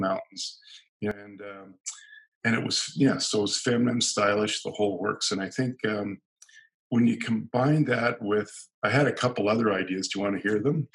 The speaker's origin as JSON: {"language": "English", "town": "San Diego", "region": "California", "country": "United States", "moved": "yes", "lives_now": "Canada", "said": "I was originally from California, San Diego, and living in Canada."}